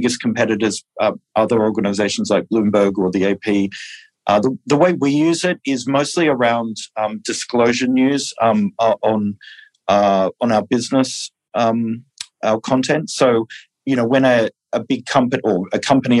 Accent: Australia; moved away; I'm originally from Australia

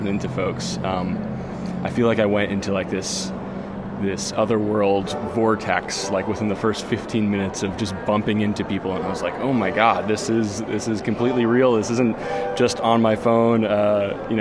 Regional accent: Durango, Colorado, United States; I'm from Durango, Colorado

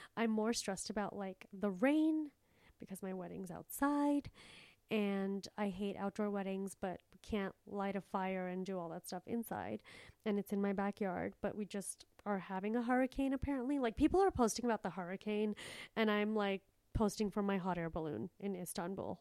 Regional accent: India; I'm from a third world place and I'm a third world person. Like, I was born in India

